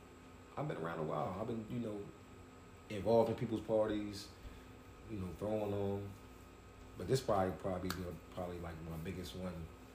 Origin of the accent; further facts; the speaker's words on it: New York, United States; now in Delaware, United States; I'm from New York.